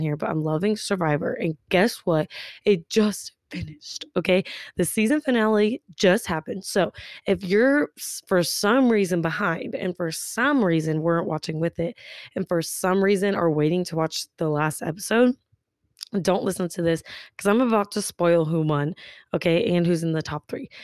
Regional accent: Tulsa, Oklahoma, United States; I'm from Tulsa, Oklahoma

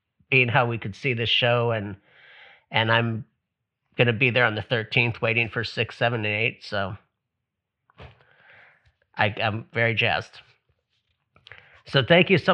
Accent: Hawaii, United States; I'm from Hawaii

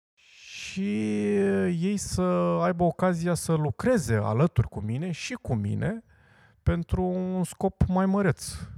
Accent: Craiova, Dolj, Romania; eu sunt craiovean și sunt unul și cu toții suntem craioveni și suntem unul

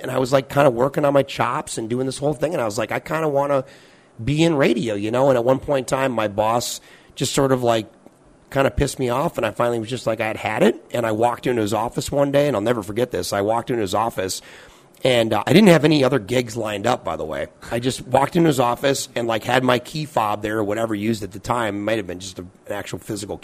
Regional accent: Bloomington, Minnesota, United States; I grew up in Bloomington, so like a pretty big city. I mean, third or fourth biggest city in the state of Minnesota

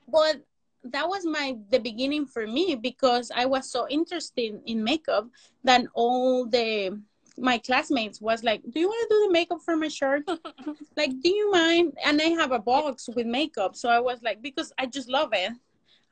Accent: Mexico City, Mexico; English is a second language; moved away as an adult; Latina makeup artist, born and raised in Mexico City. I just have 5 years living here.

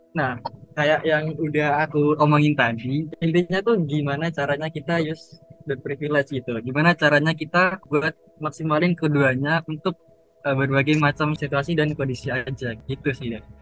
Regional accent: Ngawi, East Java, Indonesia; aku dari Ngawi Jawa Timur

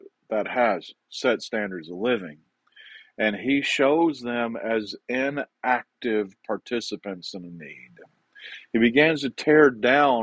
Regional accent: the South, United States; accent: southern; my southern accent

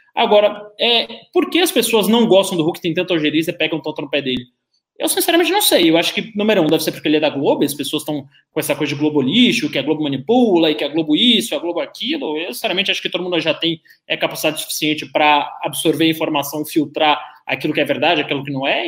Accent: Bahia, Brazil; moved away; Da minha criação é toda muito conservadora, eu vim da Bahia

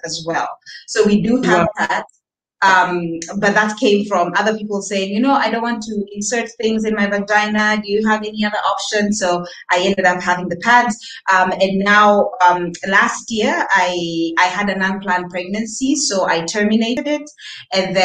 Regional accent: Nairobi, Kenya; also born or lived in Cape Town, South Africa; I grew up born and raised in Nairobi

